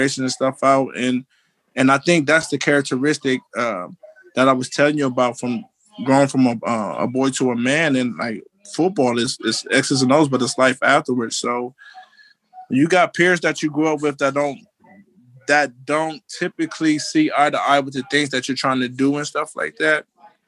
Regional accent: Ohio, United States; also born or lived in Philadelphia; I'm at my mom's house right now and it's still in the same house that I grew up in here

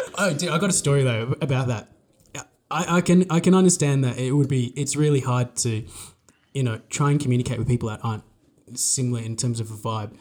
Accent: Australia; we're from Australia

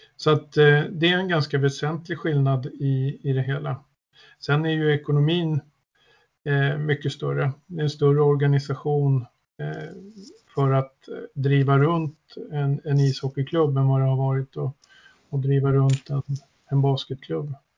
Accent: Södertälje, Stockholm County, Sweden; also born or lived in Östersund; jag är född och uppväxt i Södertälje

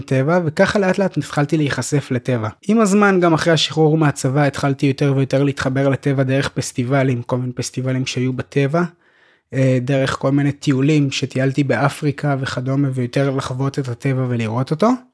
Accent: Petah Tikva, Central District, Israel; moved away as an adult; also born or lived in Golan Heights; אני גדלתי בפתח תקווה

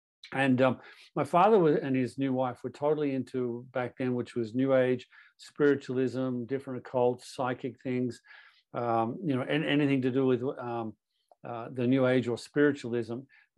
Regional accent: Toronto, Ontario, Canada; also born or lived in Australia; But I was born in Toronto, born and raised in Canada.

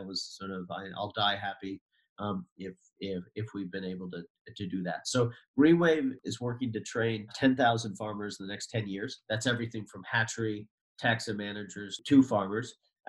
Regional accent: New England, United States; I'm from the East Coast and New England now

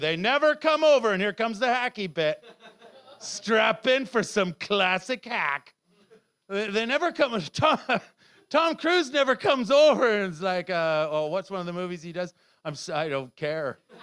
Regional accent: Canada; moved away; they moved to Canada before I was fucking born there

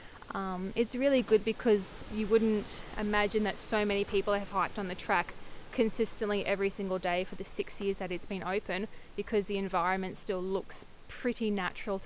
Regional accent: Queensland, Australia; I'm from Queensland

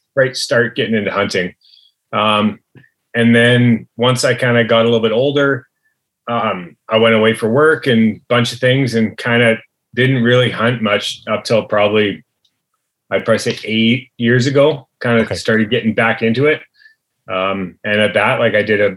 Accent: Chilliwack, British Columbia, Canada; pretty much always in the valley. Yeah, pretty much growing up in Chilliwack my whole life.

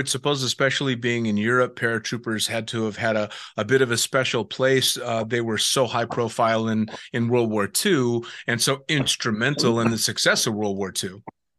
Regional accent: United States; even as an American that started jumping dramatically later and in California of all play or Nevada and California

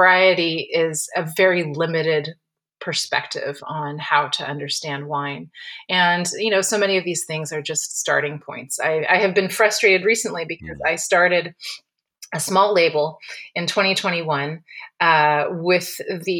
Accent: Napa Valley, California, United States; I grew up in the Napa Valley

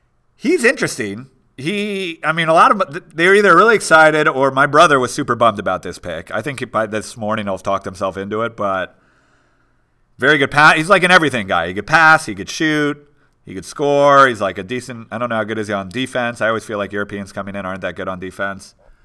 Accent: New York, United States; It's like, I'm from New York.

